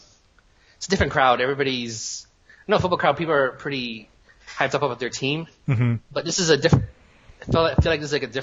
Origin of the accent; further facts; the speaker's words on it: Dallas, Texas, United States; I'm from Dallas